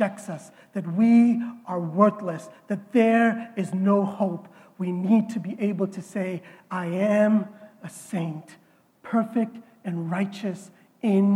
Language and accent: English; India; I am Indian